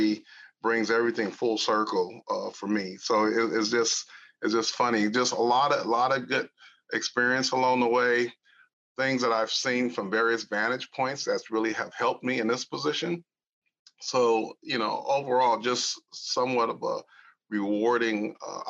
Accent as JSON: {"language": "English", "town": "Los Angeles", "region": "California", "country": "United States", "tie": "born or raised there", "moved": "yes", "said": "born and raised in Los Angeles, California. Right out of Central Los Angeles"}